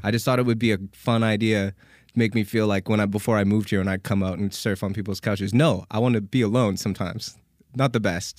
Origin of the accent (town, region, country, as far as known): Canada; accent: Canadian; now in United States